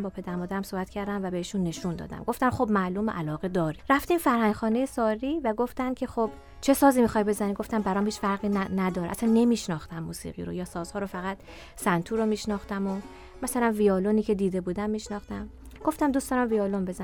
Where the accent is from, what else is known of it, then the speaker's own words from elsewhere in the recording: Tehran, Tehran Province, Iran; born there; متولد 1356 36 سالمه در تهران به دنیا آمدم بچه سوم خانواده هستم